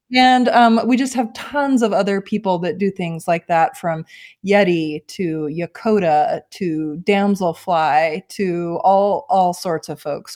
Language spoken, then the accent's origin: English; Bozeman, Montana, United States; moved away as an adult; I grew up in Bozeman, Montana, and, uh, left for college, jumped around